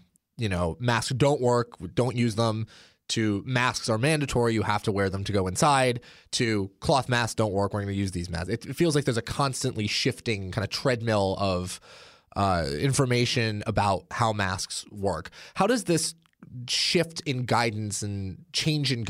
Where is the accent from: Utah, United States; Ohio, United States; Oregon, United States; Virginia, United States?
Oregon, United States; my home state of Oregon